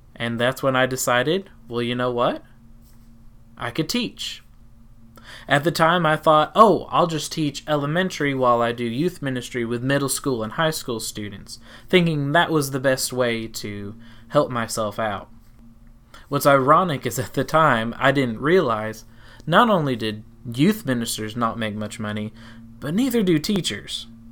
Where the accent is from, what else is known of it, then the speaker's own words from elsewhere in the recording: Tennessee, United States; also born or lived in South Carolina; Eventually, we left South Carolina and moved to Tennessee, which you can probably hear in my accent